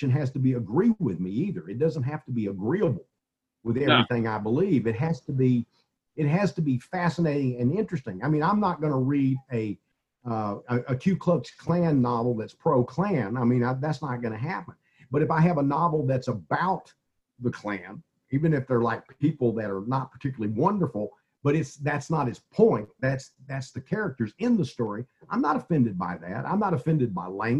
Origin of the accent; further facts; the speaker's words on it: East Texas, United States; I grew up in East Texas and I grew up in the 50s and 60s